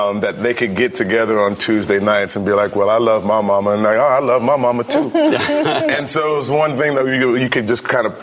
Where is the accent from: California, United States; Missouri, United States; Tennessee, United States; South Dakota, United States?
Missouri, United States; St. Louis; Chicago and St. Louis, where I'm from